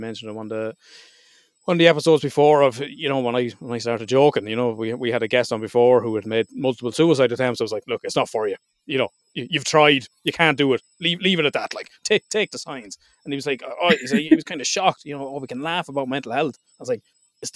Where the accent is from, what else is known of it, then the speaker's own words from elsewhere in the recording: Ireland; being Irish